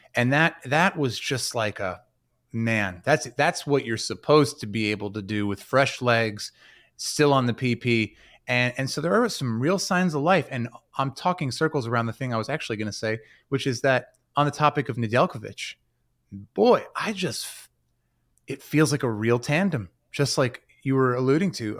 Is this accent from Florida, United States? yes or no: no; New Jersey, United States; I come in peace as a Jersey guy.